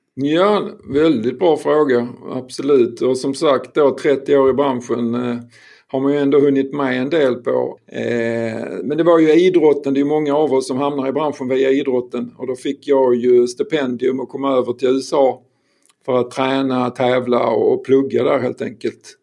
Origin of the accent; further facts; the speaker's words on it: Skåne, Sweden; jag är skåning